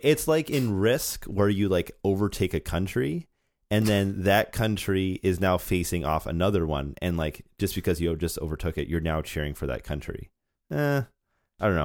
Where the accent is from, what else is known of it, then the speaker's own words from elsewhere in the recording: Canada; as a Canadian